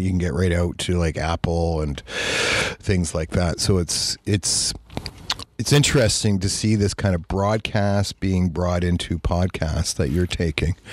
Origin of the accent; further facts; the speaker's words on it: Toronto, Ontario, Canada; moved away; I'm from Toronto.